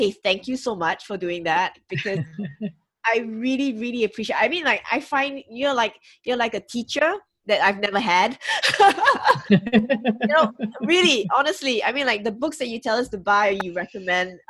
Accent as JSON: {"language": "English", "country": "Singapore", "said": "I'm from Singapore"}